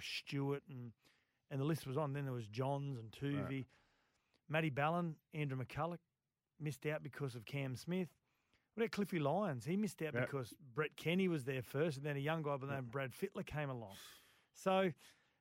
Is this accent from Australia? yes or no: yes; Queensland, Australia; as a Queenslander